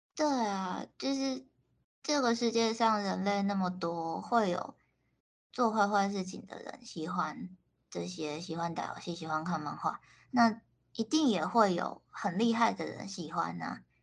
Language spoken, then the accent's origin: Chinese; Taiwan; also born or lived in Japan; 他们可能就只认识我一个台湾人